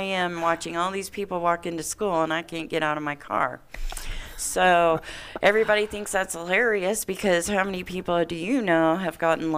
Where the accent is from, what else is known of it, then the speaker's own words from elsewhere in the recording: Indiana, United States; now in Reno, United States; I grew up in Indiana